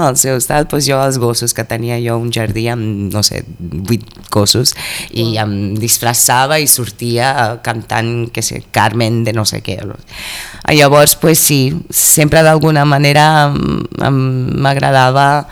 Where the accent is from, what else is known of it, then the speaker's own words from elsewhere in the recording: Mozambique; moved away as an adult; also born or lived in United States / Brazil; now in Catalonia, Spain; vaig marxar de Moçambique, eh, crec que amb 19 anys jo 20, per anar a la Uni als Estats Units